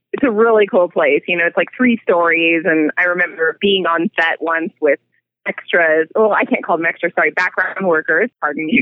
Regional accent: California, United States; moved away as an adult; now in Albuquerque, United States; I come from California originally. I was born and raised there

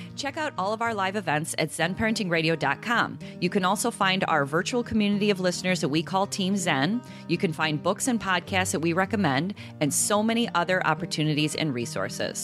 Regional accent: around Chicago, Illinois, United States; I grew up around Chicago

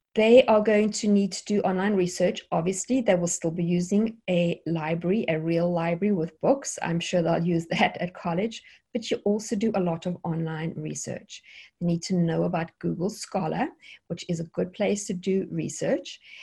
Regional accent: South Africa; moved away as an adult; now in United States; I am South African. Originally, we have been in America now since 2003 in the United States.

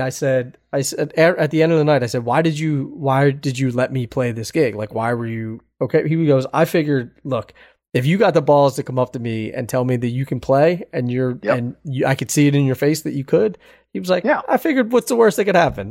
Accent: Philadelphia, Pennsylvania, United States; I'm from Philadelphia

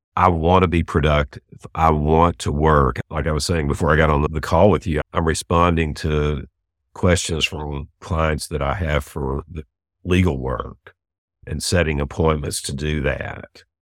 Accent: Houston, Texas, United States; now in Dallas, United States; I was born and raised in Houston

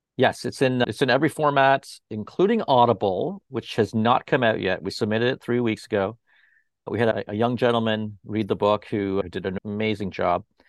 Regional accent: Toronto, Ontario, Canada; now in Fort Lauderdale, United States; in Toronto as well, up there where I originally came from, where my hometown is Toronto

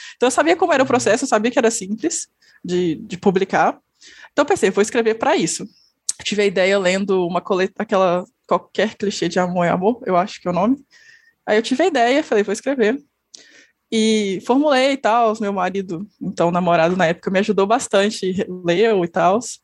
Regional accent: interior of Minas Gerais, Brazil; eu sou do interior de Minas Gerais

